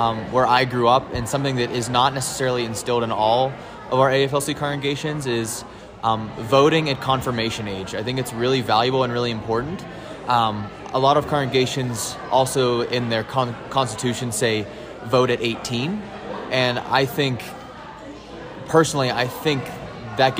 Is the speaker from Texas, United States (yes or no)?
no; Laurel, Nebraska, United States; I am from Laurel, Nebraska.